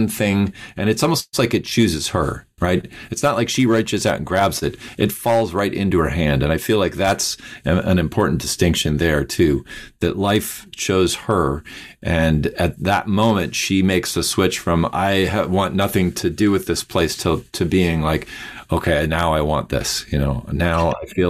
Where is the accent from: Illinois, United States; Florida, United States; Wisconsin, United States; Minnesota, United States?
Minnesota, United States; I grew up in Minnesota